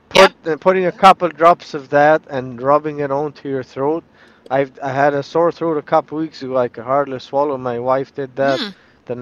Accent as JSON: {"language": "English", "country": "Canada", "said": "I'm from Canada"}